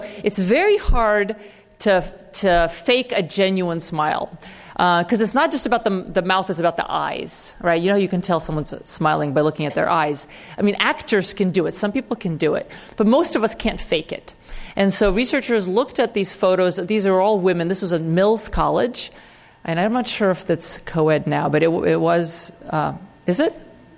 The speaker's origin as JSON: {"language": "English", "country": "Russia", "said": "I come from Russia"}